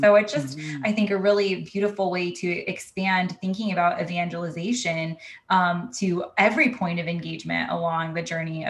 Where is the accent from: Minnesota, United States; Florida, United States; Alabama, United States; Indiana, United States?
Indiana, United States; South Bend; moved away; as a young adult parish hopping in my hometown in South Bend